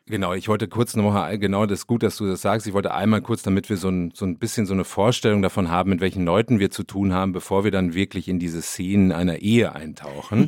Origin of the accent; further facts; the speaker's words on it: North Rhine-Westphalia, Germany; accent: Westphalian Platt; bei uns spricht man westfälisches Platt